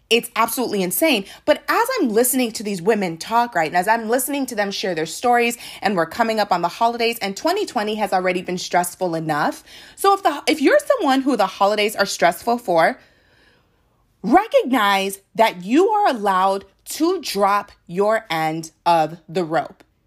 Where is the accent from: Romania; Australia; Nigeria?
Nigeria; I am a Nigerian